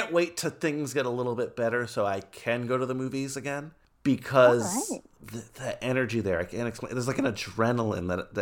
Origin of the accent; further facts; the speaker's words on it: New York City, New York, United States; I was born in Queens